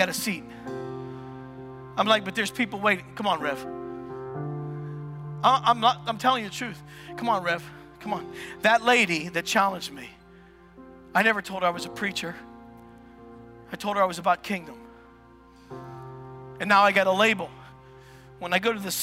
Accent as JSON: {"language": "English", "country": "United States", "said": "I'm an American, but I'm following the kingdom of God"}